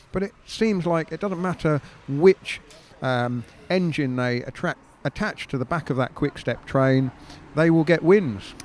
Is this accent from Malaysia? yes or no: no; United Kingdom; as a Brit